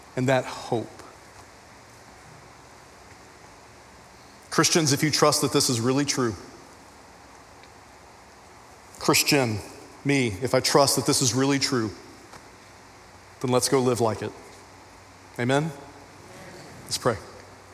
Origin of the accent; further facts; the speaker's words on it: Texas, United States; I'm a Texan